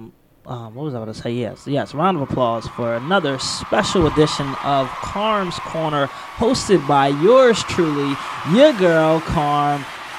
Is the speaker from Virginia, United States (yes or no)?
no; Chester, Pennsylvania, United States; So when I was growing up in Chester